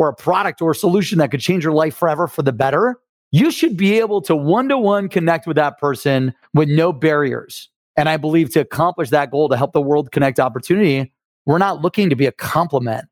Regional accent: Akron, Ohio, United States; also born or lived in Cleveland; I'm from Cleveland in Akron

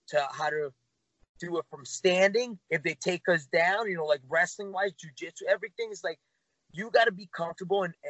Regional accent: New York City, New York, United States; I'm myself from Queens

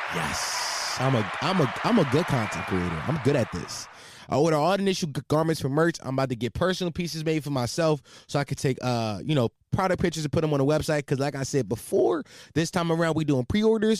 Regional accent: Philadelphia, Pennsylvania, United States; I'm from Philadelphia, for all you that, the, for people that might not knew that, I'm from Philadelphia

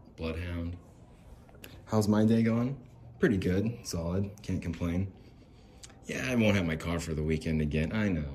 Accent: Salt Lake City, Utah, United States; I'm from Salt Lake

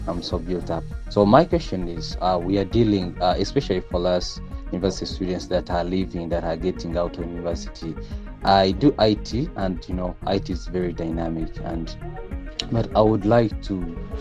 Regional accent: Uganda; I'm from Uganda.

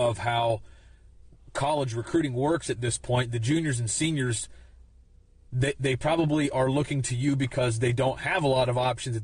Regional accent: Pennsylvania, United States; moved away as an adult; also born or lived in Iowa; I was coming from Pennsylvania

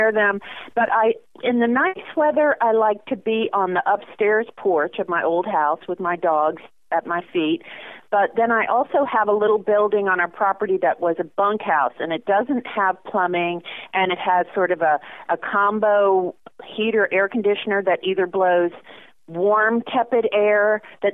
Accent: Virginia Beach, Virginia, United States; I was born and raised in Virginia, in Virginia Beach

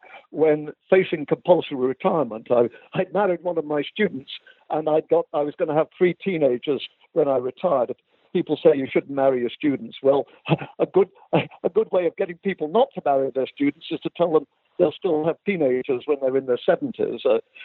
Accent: England, United Kingdom; moved away; I was born in England. I was born in England, actually, in 1940. In the British Midlands, I think a day after France surrendered to the Germans, or a day before. And I was brought up in the Midlands in England.

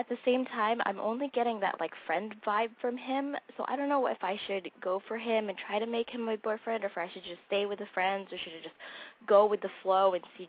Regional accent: Chino Hills, California, United States; I'm 16. I'm from Chino Hills.

